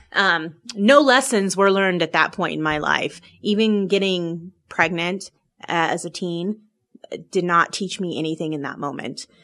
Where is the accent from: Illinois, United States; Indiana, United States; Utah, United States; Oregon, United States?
Oregon, United States; moved away as an adult; now in Salt Lake City, United States; I'm originally from Oregon